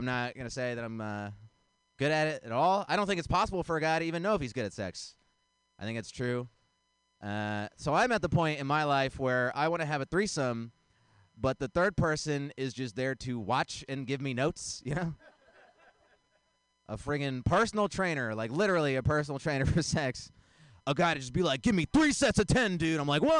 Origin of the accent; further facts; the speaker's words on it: India; I'm Indian. I'm not religious. My parents are religious.